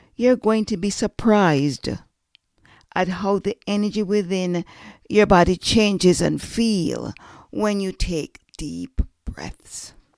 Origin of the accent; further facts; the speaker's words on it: Jamaica; I'm Jamaican